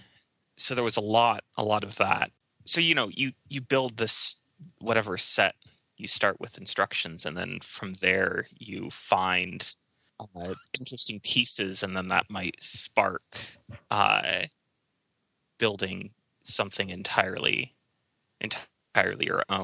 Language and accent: English; central Illinois, United States; moved away as an adult; also born or lived in Arizona / Indiana; now in Denver, United States; I was born in Arizona and then did a fair amount of growing up in central Illinois.